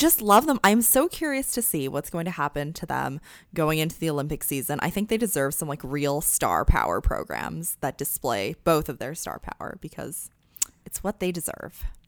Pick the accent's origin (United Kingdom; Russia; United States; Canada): Canada; As a Canadian